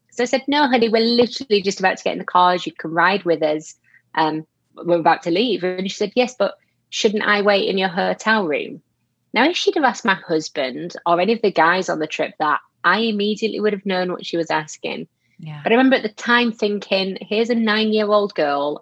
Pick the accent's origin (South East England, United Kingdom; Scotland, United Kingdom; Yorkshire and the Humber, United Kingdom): Yorkshire and the Humber, United Kingdom; moved away as an adult; now in England; lived there my whole whole life growing up, and only moved out of there about seven years ago. Um, so I'm a little further down, still in England